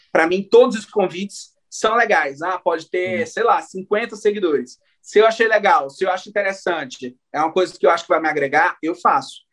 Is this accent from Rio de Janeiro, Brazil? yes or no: no; Maranhão, Brazil; nós dois somos maranhenses, e o melhor de tudo, somos da região de Tocantina, né? Do Maranhão